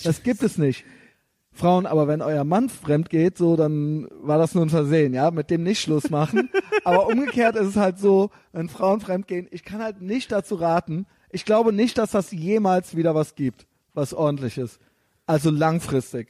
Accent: Koblenz, Rhineland-Palatinate, Germany; moved away as an adult; now in Berlin, Germany; da, wo ich herkomme, also so in Koblenz-Neuwied

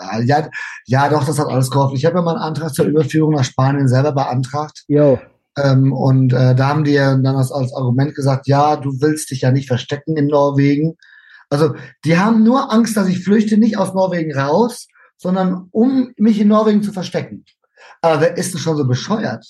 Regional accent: Germany; also born or lived in Spain; now in Norway; da ich aber Deutscher bin

